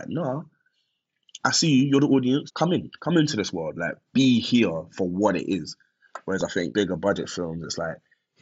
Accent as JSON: {"language": "English", "region": "London", "country": "United Kingdom", "said": "being a Londoner"}